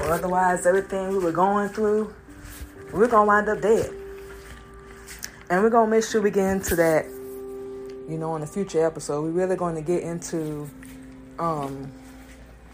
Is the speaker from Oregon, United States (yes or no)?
no; Florida, United States; moved away as an adult; also born or lived in Georgia; now in Atlanta, United States; moving from Georgia to Florida, growing up in Florida